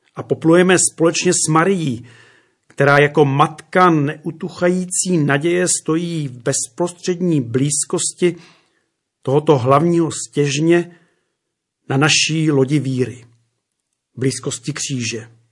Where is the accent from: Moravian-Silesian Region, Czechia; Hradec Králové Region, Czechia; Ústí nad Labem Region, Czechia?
Hradec Králové Region, Czechia; Červený Kostelec; u nás doma v Podkrkonoší, v malém podhorském městě jménem Červený kostelec